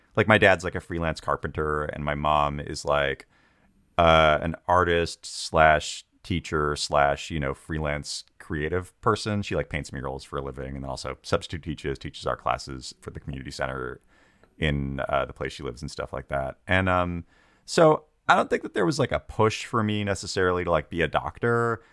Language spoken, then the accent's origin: English; Tulalip Reservation, north of Seattle, Washington, United States; I, uh, grew up on the Philippine Reservation, which is about, like, forty-five minutes north of Seattle